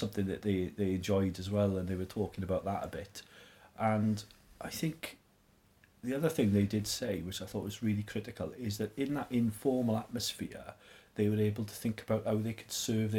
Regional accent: South Wales, United Kingdom; moved away; I'm from South Wales. I'm not obviously a natural fan of Conservative MPs, put it that way, growing up in the 1980s in South Wales.

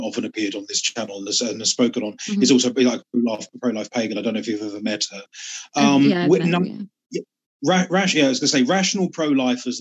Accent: United Kingdom; I come from the UK and I'm still in the UK

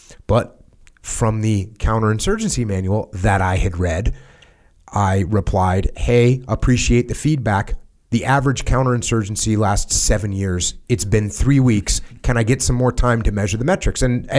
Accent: United States; So I come from the States where everyone's saying, well, not everyone, but where a lot of people are saying we're losing, we can't win.

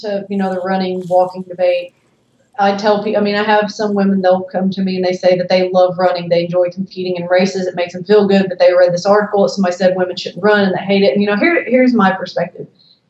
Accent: the South, United States; I'm from the South.

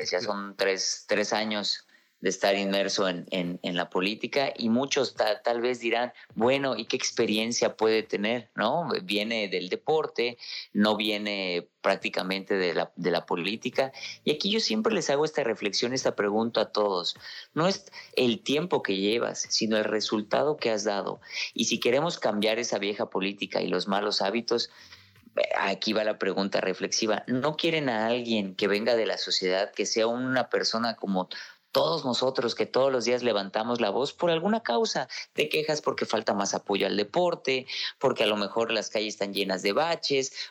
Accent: Yucatán, Mexico; y soy el diputado yucateco con más iniciativas presentadas, pero sobre todo con más iniciativas aprobadas en diferentes temas.

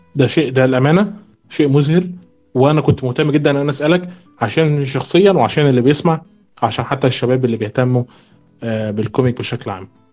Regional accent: Egypt; احنا كمصريين

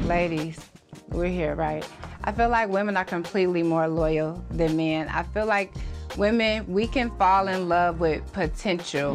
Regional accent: Chicago, Illinois, United States; Where I'm from Chicago

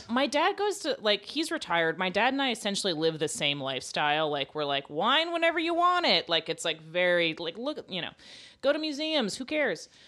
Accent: Florida, United States; we're from Florida

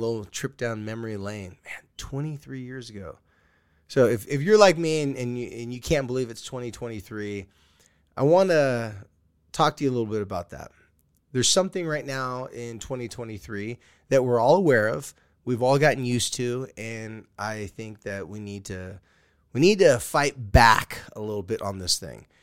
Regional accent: California, United States; I'm a surfer from California

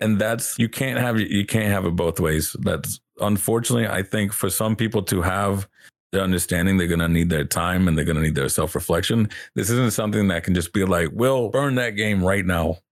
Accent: the South, United States; growing up in the South

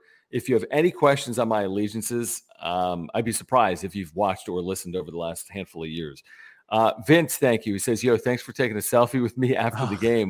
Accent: Philadelphia, Pennsylvania, United States; born there; I was born in Philadelphia. That is an accurate statement.

